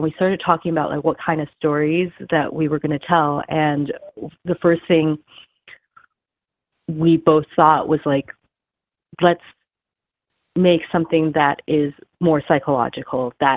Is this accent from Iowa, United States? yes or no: no; California, United States; also born or lived in Beijing, China; now in Los Angeles, United States; I moved to the United States, to California, when I was very young